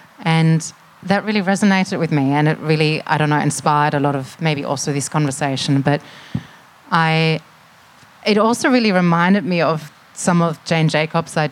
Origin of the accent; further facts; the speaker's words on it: Germany; now in Melbourne, Australia; I'm from Germany originally